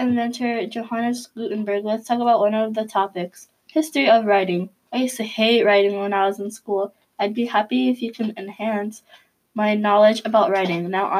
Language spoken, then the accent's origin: English; San Jose, California, United States; your host. Welcome to our first Grand Century podcast. A little bit about myself is that I'm from San Jose, California.